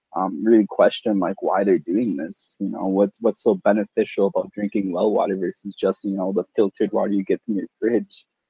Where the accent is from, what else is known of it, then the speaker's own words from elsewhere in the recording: Wisconsin, Minnesota area, Midwest, United States; I grew up in Wisconsin, Minnesota kinda area